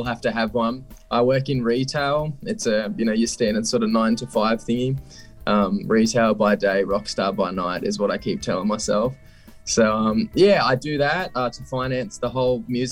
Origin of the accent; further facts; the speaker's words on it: Scone, New South Wales, Australia; I'm originally from a little town called Scone in New South Wales.